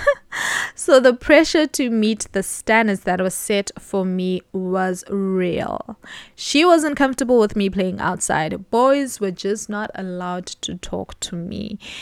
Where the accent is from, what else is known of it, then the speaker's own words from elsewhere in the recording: Mthatha, Eastern Cape, South Africa; I was born in October, the year nineteen ninety-one, in a not so small city, M Tata, in the Eastern Cape.